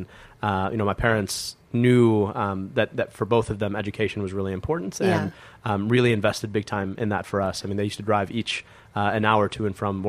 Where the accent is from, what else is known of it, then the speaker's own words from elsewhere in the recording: Bloomfield Hills, Michigan, United States; I was born and raised in Metro Detroit in Michigan.